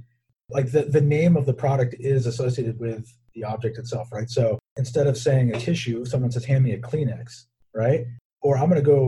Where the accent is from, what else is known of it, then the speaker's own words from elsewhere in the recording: Southern California, United States; growing up in Southern California